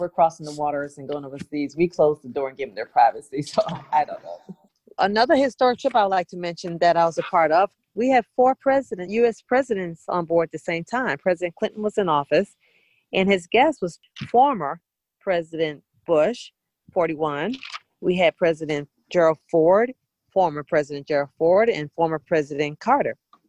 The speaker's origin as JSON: {"language": "English", "country": "Bermuda", "tie": "born or raised there", "said": "End up going to my hometown in Bermuda for a summit."}